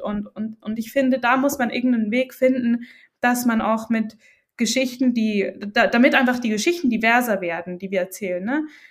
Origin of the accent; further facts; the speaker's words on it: Switzerland; ich als Schweizerin